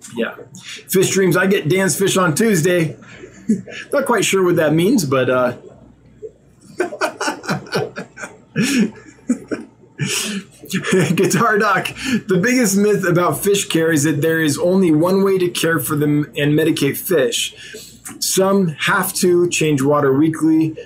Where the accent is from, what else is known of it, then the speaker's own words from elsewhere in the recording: United States; I'm an American